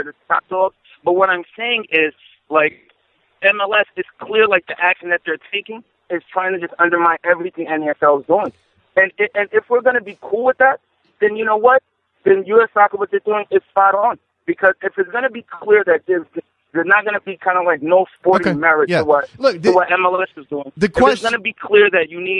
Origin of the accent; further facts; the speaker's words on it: New York, United States; I'm from New York